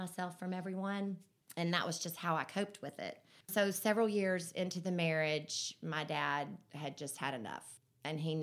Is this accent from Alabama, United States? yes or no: yes; Birmingham, Alabama, United States; also born or lived in Vestavia Hills, Alabama; I was born right here in Birmingham. I've lived in Vestavia my whole life